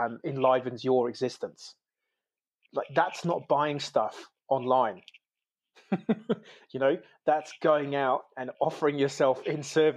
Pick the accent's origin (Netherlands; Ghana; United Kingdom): United Kingdom; now in New Zealand; I'm originally from the UK, so I'm an immigrant into New Zealand